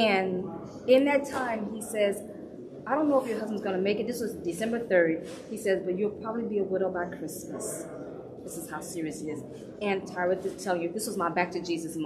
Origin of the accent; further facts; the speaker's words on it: St. Louis, Missouri, United States; also born or lived in Washington State; now in California, United States; I'm born and raised in St. Louis, Missouri, and now I live in sunny California.